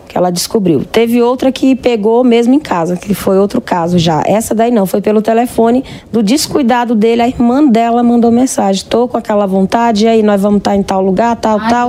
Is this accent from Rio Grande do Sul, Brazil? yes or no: no; Paulo Ramos, Maranhão, Brazil; No Maranhão, eu sou nordestina, de Paulo Ramos.